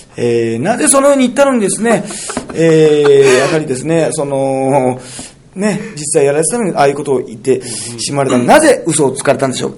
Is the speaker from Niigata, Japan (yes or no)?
no; Toyooka, Hyogo, Japan; 城崎温泉というのは豊岡市ってところにあってね、これ、私のむちゃむちゃ地元なんですよ